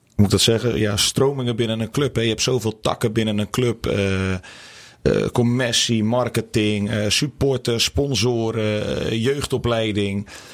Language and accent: Dutch; the West, western Netherlands, Netherlands; moved away as an adult; also born or lived in Groningen; ik kom hier niet vandaan. Ik kom uit het Westen